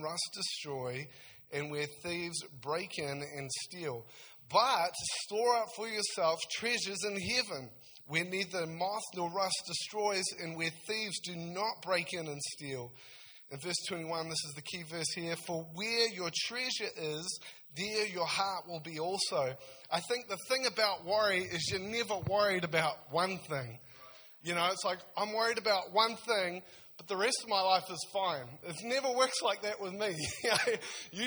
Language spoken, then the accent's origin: English; South Taranaki, New Zealand; now in Nelson, New Zealand; I'm from Taranaki originally, so around South Taranaki, so I'm real excited to go home